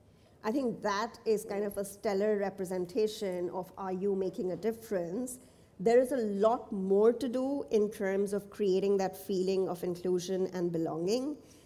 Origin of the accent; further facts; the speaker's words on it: Nigeria; moved away; also born or lived in India; So I grew up in Nigeria and India, and since have worked in the Middle East.